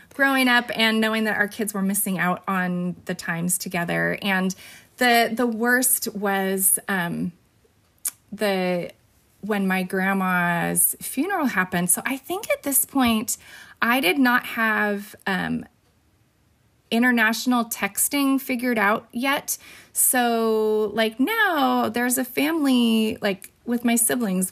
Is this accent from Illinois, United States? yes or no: no; Fresno, California, United States; also born or lived in Bakersfield, California / Peru; I was born in Bakersfield, which is two hours away from Fresno, and then moved to Fresno when I was four and lived here my entire life